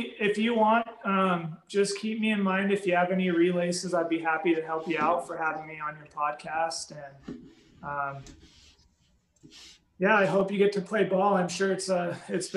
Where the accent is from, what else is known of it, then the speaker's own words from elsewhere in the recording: Utah, United States; I'm from Utah